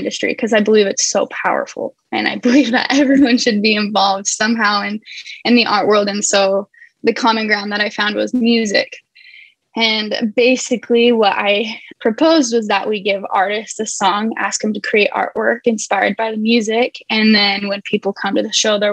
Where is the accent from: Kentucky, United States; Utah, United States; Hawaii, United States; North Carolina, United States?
Utah, United States; Midway; now in Southern California, United States; I'm in Southern California. I was born and raised in Midway, Utah.